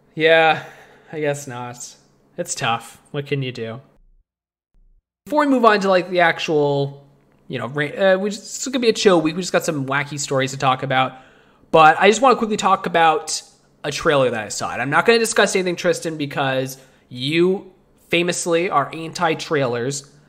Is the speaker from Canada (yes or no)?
yes; Canada; we're Canadian